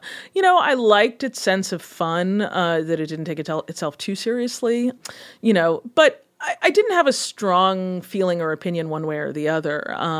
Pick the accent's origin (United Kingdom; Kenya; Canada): Kenya; also born or lived in Ghana; You know, I grew up in Kenya and in Ghana in a very kind of information starved environment where we had very, very few sources of news.